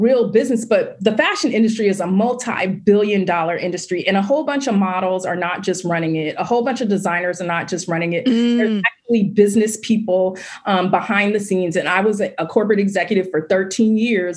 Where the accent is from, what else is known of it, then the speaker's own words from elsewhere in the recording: Oakland, California, United States; I grew up, born and raised in Oakland, California